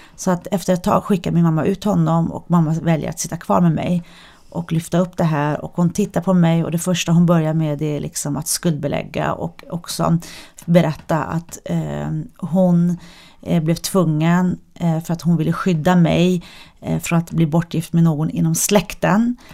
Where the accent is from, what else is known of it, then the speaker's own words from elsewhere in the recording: Sweden; jag är ju född och uppvuxen i Sverige